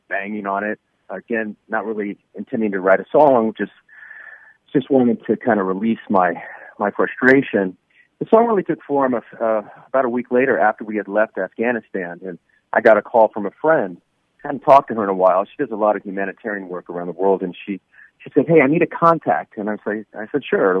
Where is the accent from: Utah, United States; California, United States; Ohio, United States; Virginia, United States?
California, United States; Los Angeles; L.A. Kings fans in my hometown